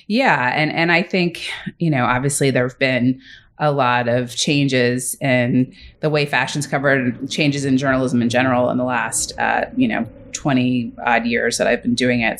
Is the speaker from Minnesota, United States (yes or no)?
no; New York City, New York, United States; moved away as an adult; also born or lived in Little Rock, Arkansas / Vermont; now in Los Angeles, United States; I grew up in New York City.